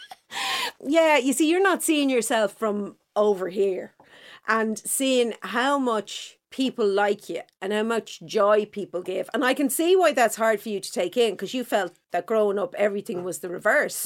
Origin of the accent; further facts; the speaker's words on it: Dublin, Leinster, Ireland; I'm from Clontarf.